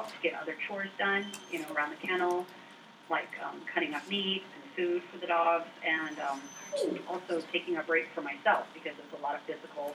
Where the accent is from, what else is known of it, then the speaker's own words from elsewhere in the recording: Ketchikan, Alaska, United States; also born or lived in Pitkas Point, Alaska; growing up in Ketchikan, I always knew about the Iditarod, but being so far away from it in Southeast Alaska